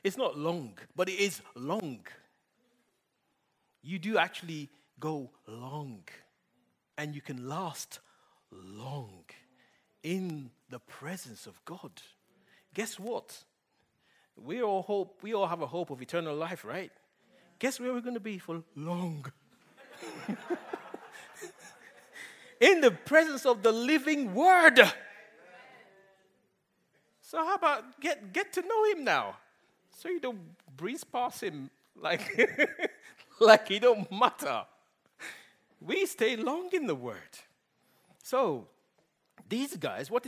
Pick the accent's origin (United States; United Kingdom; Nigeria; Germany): Nigeria; English is a second language; moved away; my boys might not understand Pidgin English as much as I do because I grew up in Nigeria